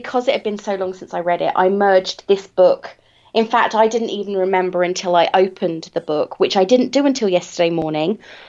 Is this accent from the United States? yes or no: no; England, United Kingdom; I am English, and at a certain point in history, I think at the time of the War for Independence, we stopped learning American history at school